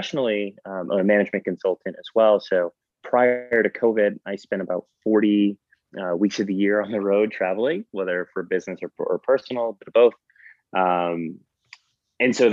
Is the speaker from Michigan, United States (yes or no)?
no; Connecticut, United States; moved away as an adult; also born or lived in New Jersey / Paterson, New Jersey / New York City; now in San Francisco, United States; I was born in New Jersey. So a lot of my family is still there. And I was basically raised and went to school in Connecticut